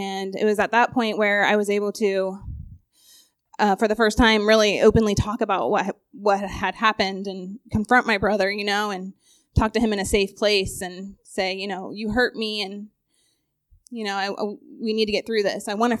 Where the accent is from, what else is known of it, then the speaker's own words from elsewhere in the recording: Newark, United States; I grew up here in Newark